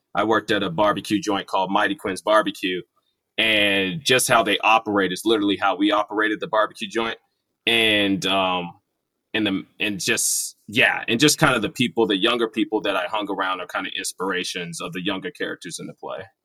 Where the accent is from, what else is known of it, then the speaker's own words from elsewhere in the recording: Irving, Texas, United States; we grew up in Irving, there's a group of my friends that I made there